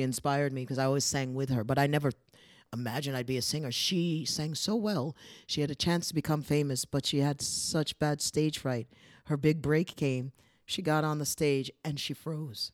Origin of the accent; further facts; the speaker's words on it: Poughkeepsie, New York, United States; moved away as an adult; now in Prague, Czech Republic; where I grew up in Poughkeepsie, it's a city